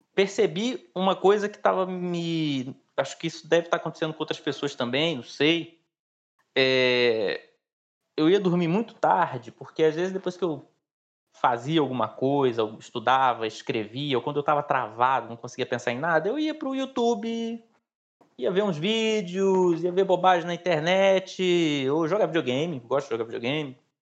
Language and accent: Portuguese; Pará de Minas, Minas Gerais, Brazil; lá na minha cidade natal, em Pará de Minas